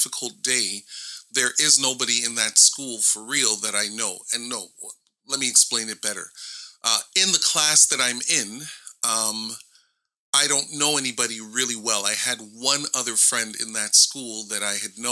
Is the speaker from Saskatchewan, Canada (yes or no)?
no; Toronto, Ontario, Canada; I live in Toronto, Ontario, and I was born in Canada, and this is where I've spent a majority of my lifetime in this area of the world